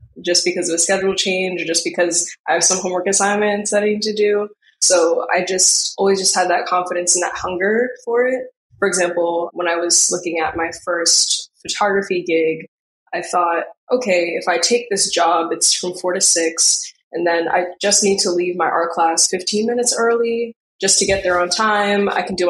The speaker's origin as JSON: {"language": "English", "town": "New York City", "region": "New York", "country": "United States", "tie": "born or raised there", "said": "When I was younger, I don't think I truly understood how big the city was. But as I grew in high school, I think I came to understand the mentality."}